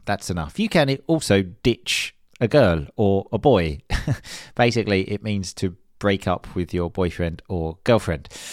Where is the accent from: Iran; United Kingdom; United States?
United Kingdom; England; moved away as an adult; also born or lived in Sicily; I'm obviously from England, which, as I think most people know, is not the sunniest place in the world